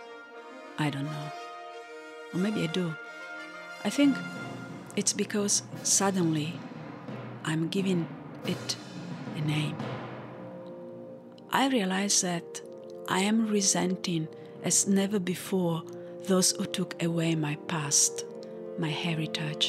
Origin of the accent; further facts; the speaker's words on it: Italy; first language Italian; English is a second language; I studied in Italy